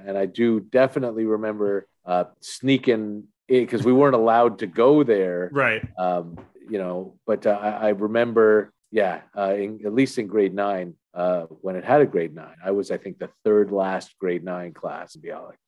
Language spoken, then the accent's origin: English; Toronto, Ontario, Canada; I'm from Toronto, born and raised.